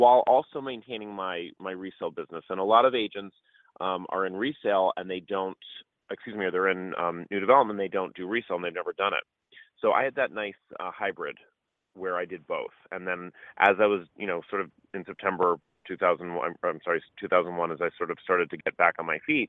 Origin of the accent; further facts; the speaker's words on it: Boston, Massachusetts, United States; moved away as an adult; also born or lived in Los Angeles / New York City; I am from Boston originally. Moved to LA to do college.